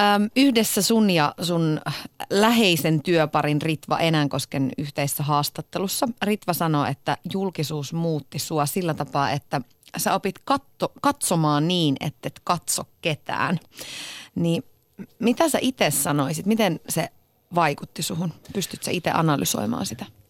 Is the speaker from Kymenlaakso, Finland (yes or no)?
no; Iisalmi, North Savo, Finland; mä oon taas Iisalmesta kotoisin